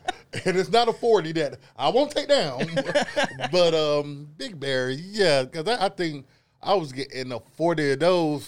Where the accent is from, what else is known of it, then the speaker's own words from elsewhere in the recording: the South, United States; I might talk a little fast, a little slur, but I'm from the South. That's the things we do.